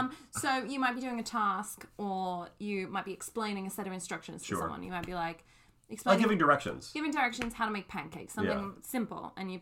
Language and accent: English; United Kingdom; accent: British